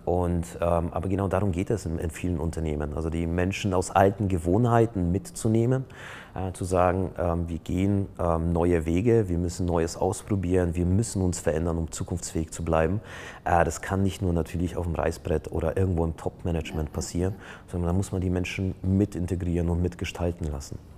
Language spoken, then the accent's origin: German; Poland; now in Germany; ich komme ja ursprünglich aus Polen